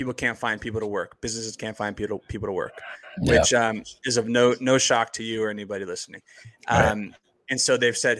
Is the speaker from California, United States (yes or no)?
no; New Jersey, United States; I grew up in Jersey, not too far from you guys